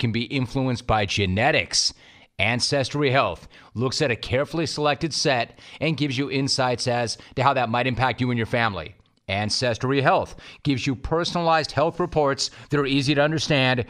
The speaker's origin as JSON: {"language": "English", "town": "Los Angeles", "region": "California", "country": "United States", "tie": "born or raised there", "said": "I grew up in Los Angeles"}